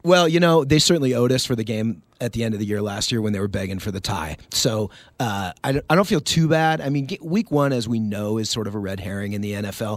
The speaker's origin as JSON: {"language": "English", "town": "Seattle", "region": "Washington", "country": "United States", "tie": "born or raised there", "also_born_or_lived": "El Paso, Texas", "moved": "yes", "said": "I grew up in Seattle, but El Paso is home"}